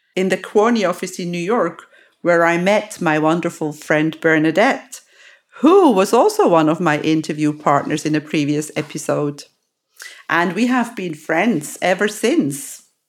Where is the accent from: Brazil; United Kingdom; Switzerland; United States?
Switzerland; Lucerne; in my home country, in my actual hometown, Lucerne